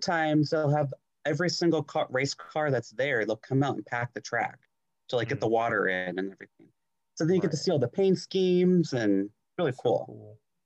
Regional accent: Iowa, United States; Iowa. There are no asphalt tracks where I grew up.

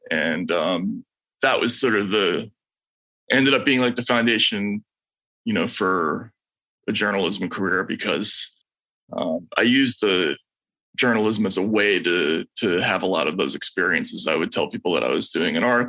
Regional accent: New England, United States; born or raised there; also born or lived in New Brunswick, New Jersey

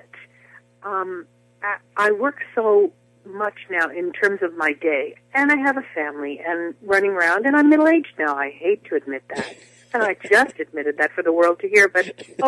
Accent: New Jersey, United States; I was the soloist at my church, and all the things that young girls in New Jersey, you know, who love to sing

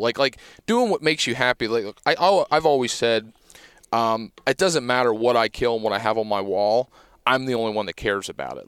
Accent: Pennsylvania, United States; growing up in Pennsylvania

